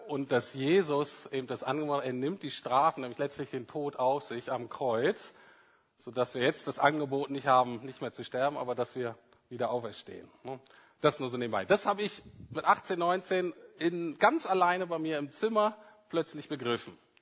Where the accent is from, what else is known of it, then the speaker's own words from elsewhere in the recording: Bremen, Germany; ich bin in Bremen-Nord aufgewachsen